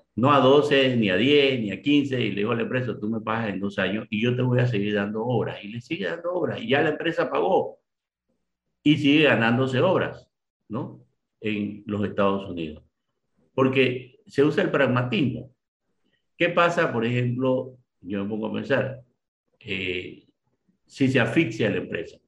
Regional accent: Panama; yo soy ciudadano panameño y pago mis impuestos

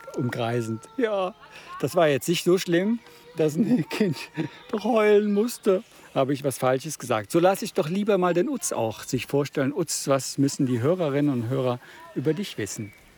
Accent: Freiburg, Baden-Württemberg, Germany; ich bin äh, als Badener aus Freiburg

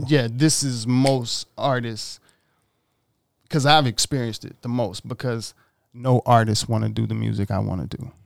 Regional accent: Mississippi, United States; now in Los Angeles, United States; I grew up in Mississippi

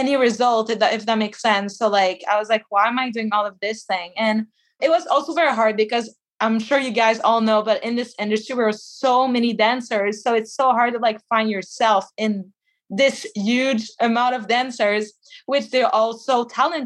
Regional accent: Quebec, Canada; I'm from Quebec

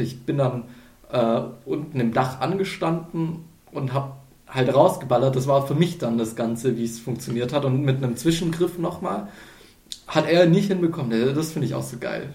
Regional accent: near Ulm, Baden-Württemberg, Germany; moved away; ich komme aus dem Süden, aus der Nähe von Ulm

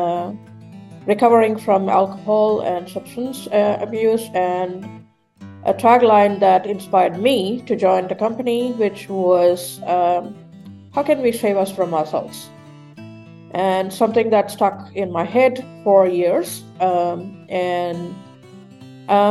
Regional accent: Melbourne, Victoria, Australia; I am brought up in Australia, so I'm from Melbourne.

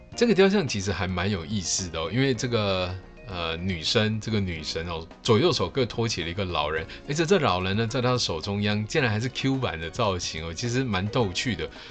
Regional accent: Taiwan; 我们小时候在台湾的课本上，以及课外的读物，或多或少都有读过吧

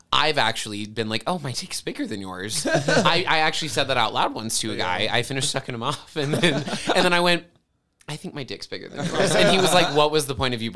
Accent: Centennial, Colorado, United States; I grew up in Centennial on one side

